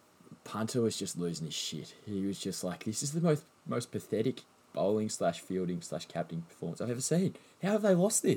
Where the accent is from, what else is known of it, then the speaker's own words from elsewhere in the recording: Australia; as an Australian, you just want roads.